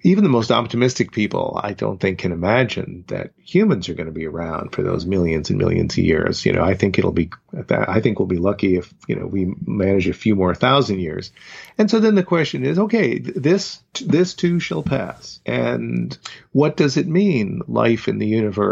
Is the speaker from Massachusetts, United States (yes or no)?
yes; Boston, Massachusetts, United States; the family that I grew up in the Boston area